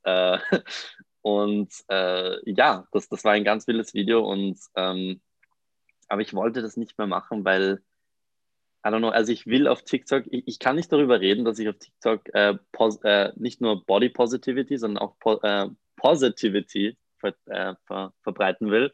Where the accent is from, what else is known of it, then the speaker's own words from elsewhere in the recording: Mondsee, Upper Austria, Austria; moved away as an adult; now in Vienna, Austria; ich komme eigentlich aus Mondsee, das ist ein kleiner Ort in der Nähe von Salzburg. bin frisch nach Wien gezogen